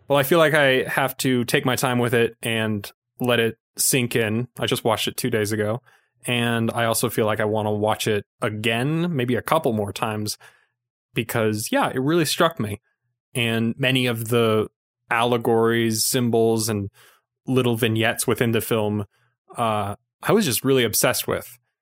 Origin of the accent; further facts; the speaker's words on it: Utah, United States; accent: Utah; my Utah accent